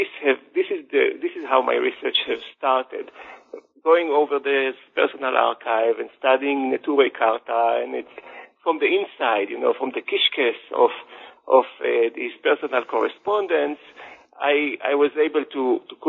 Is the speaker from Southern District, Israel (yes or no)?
no; Jerusalem, Jerusalem District, Israel; I was born and raised in Jerusalem into a secular family, not an Orthodox family